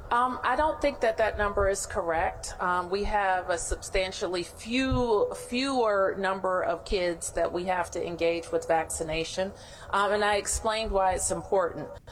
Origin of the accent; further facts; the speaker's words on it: the South, United States; I'm from the South.